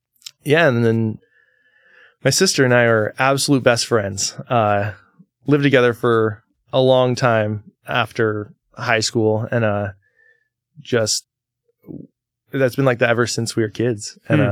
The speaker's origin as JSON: {"language": "English", "town": "Napa", "region": "Oregon", "country": "United States", "tie": "born or raised there", "said": "so I grew up about 14 miles east of Astoria in a town with one blinking yellow light called Napa. Not Napa, California, Napa, Oregon."}